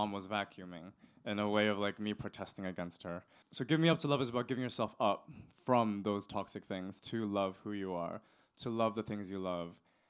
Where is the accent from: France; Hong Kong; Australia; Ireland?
Hong Kong; now in London, United Kingdom; growing up in Hong Kong